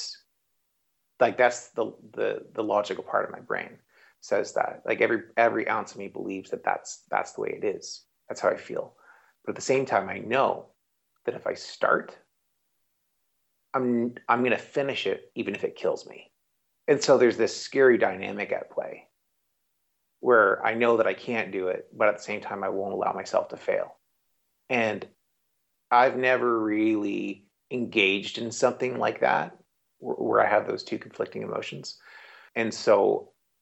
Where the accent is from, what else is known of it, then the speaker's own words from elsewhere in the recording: Canada; I'm Canadian